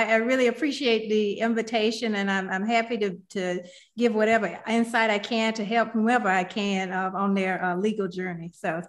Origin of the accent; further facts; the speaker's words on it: Milledgeville, Georgia, United States; moved away as an adult; also born or lived in Athens, Georgia / Detroit, Michigan; I'm originally from a small town in Georgia called Milledgeville, Georgia. You can Google it. It exists. it's about a population of 18,000 people, but it's a very small town. I grew up there on a 300-acre